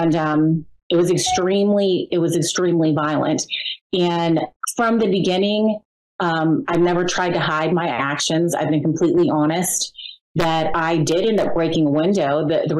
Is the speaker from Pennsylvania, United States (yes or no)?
yes; Pennsylvania, United States; I'm from Pennsylvania